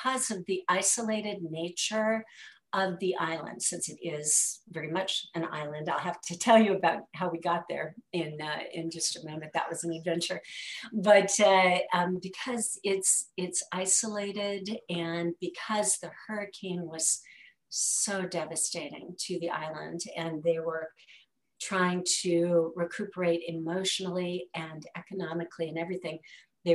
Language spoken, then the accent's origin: English; Milwaukee, Wisconsin, United States; we had two of us who were original Milwaukeeans